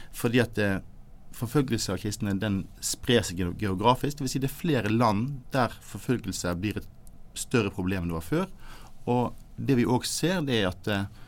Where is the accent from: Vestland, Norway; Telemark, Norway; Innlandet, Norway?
Vestland, Norway; Bergen; jeg er en glad gutt fra Arna, rett øst for Bergen